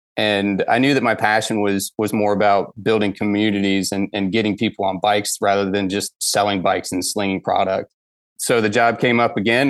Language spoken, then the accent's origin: English; Atlanta, Georgia, United States; I grew up in the Atlanta area in the nineties